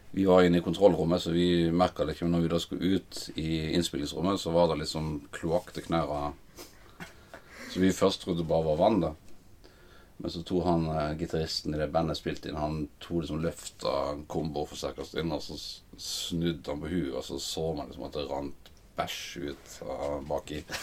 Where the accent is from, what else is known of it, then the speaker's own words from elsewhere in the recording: Flekkefjord, Agder, Norway; now in Oslo, Norway; kom jeg fra Flekkefjord. Begynte eh, å spille eh, trommer i TenSing-koret The Messengers. Ungdomshallen i Flekkefjord